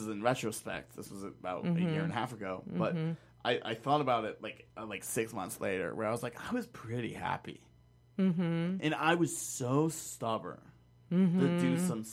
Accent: Laramie, Wyoming, United States; I'm from Laramie, Wyoming

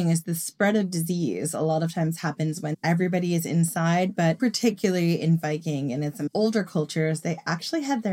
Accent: Long Island, New York, United States; I grew up on Long Island

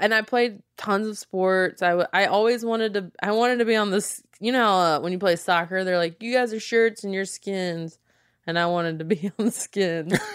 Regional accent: small town South, United States; accent: Southern; I am from small town South

